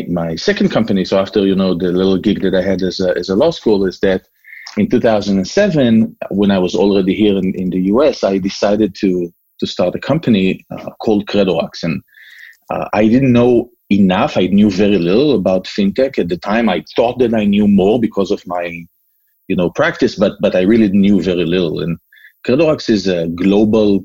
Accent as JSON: {"language": "English", "country": "Israel", "tie": "born or raised there", "also_born_or_lived": "California", "moved": "as an adult", "lives_now": "Massachusetts, United States", "said": "I was born and raised in Israel. I don't know if you can still hear my accent."}